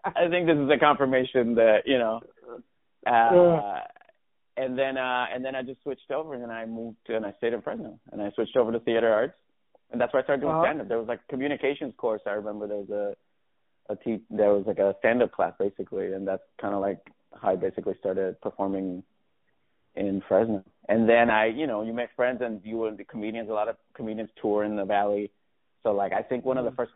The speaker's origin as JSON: {"language": "English", "town": "Levittown", "country": "Puerto Rico", "tie": "born or raised there", "also_born_or_lived": "New York", "moved": "yes", "lives_now": "Los Angeles, United States", "said": "I was born and raised in Puerto Rico, from Levittown."}